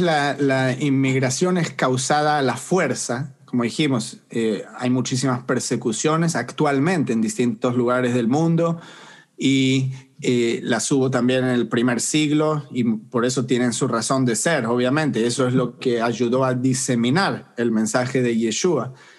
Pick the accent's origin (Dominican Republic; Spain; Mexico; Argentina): Argentina; moved away as an adult; now in United States; Crecí en Argentina y me fui a los 21 años de edad